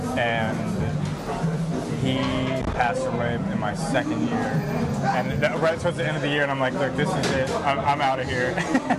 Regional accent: Fairfax, Virginia, United States; moved away as an adult; also born or lived in Richmond, Virginia / Lynchburg, Virginia; I'm from Fairfax, Virginia.

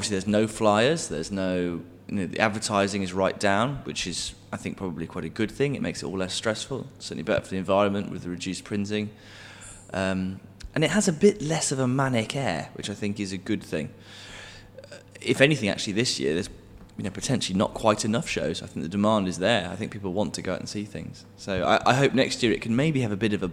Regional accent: West Midlands, United Kingdom; I'm from the West Midlands

